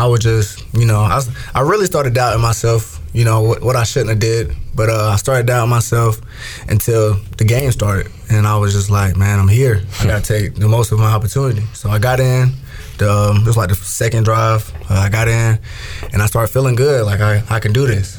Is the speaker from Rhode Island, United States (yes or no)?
no; South Carolina, United States; growing up in South Carolina, you know, either South Carolina or Clemson is your team